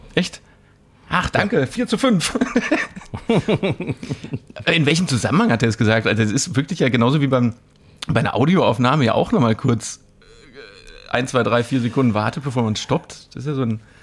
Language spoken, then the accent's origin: German; Mülheim an der Ruhr, North Rhine-Westphalia, Germany; in meiner Heimatstadt